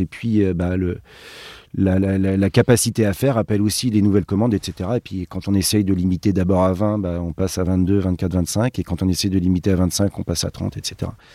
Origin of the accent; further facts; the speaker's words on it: Brittany, France; nous on vient de Bretagne